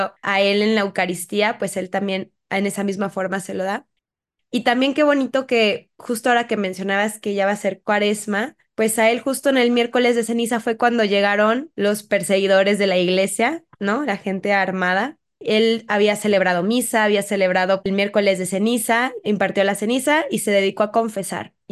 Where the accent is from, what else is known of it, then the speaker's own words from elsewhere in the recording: Mexico; creo que es un cristero que no es tan conocido y que creo que como mexicanos hay que conocer.